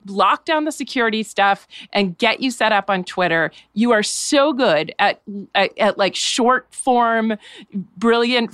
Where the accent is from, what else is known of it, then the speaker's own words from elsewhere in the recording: New Hampshire, United States; Growing up in New Hampshire